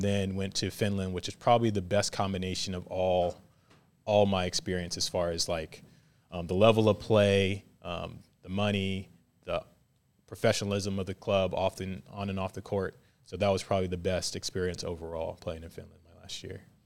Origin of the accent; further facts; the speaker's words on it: Virginia Beach, Virginia, United States; moved away as an adult; also born or lived in Hawaii; now in Waco, United States; I grew up in Virginia Beach, Virginia